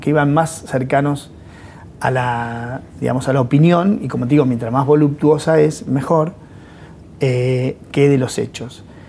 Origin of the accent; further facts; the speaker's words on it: La Pampa, Argentina; moved away; yo soy de La Pampa.